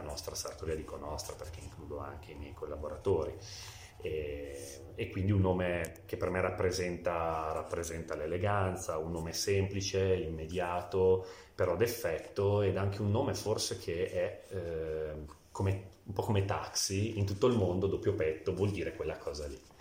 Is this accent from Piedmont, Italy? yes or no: yes; Biella, Piedmont, Italy; Io sono biellese, nato e cresciuto a Biella